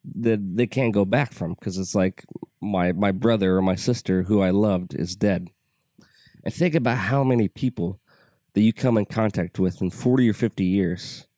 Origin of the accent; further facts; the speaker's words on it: United States; I'm an American.